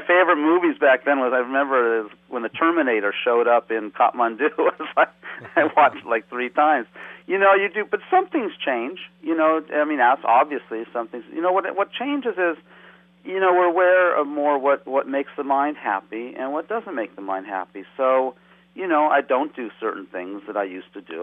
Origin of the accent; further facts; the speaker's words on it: West Coast, United States; moved away as an adult; also born or lived in Nepal; as a young person growing up on the West Coast